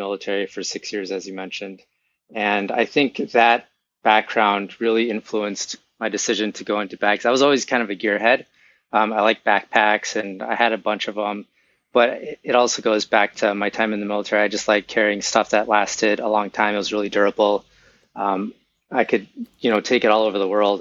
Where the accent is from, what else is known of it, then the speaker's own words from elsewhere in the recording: Minneapolis, Minnesota, United States; moved away as an adult; now in Florida, United States; I'm originally from Minneapolis and moved here several years ago